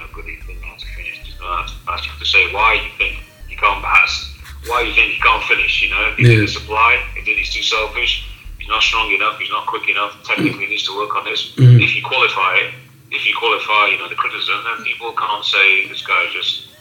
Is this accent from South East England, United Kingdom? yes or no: no; Liverpool, North West England, United Kingdom; I was raised in Liverpool. So in that way, I'm a Liverpoolian